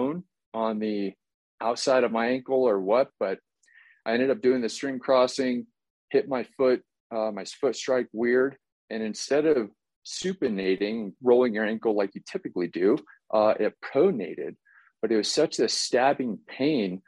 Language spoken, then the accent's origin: English; Nucla, Colorado, United States; growing up in Nucla, super small town, farming community